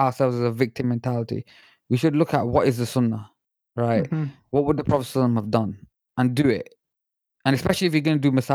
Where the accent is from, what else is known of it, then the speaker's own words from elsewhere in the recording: Pakistan; I'm Pakistani myself